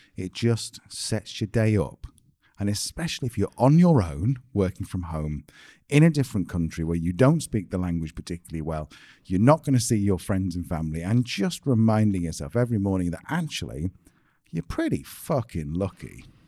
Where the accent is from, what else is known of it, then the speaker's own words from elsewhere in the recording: United Kingdom; we're British